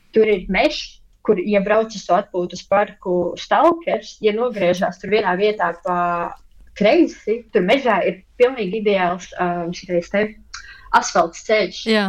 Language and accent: Latvian; Latvia; now in Germany; es visu savu bērnību pavadīju Latvijā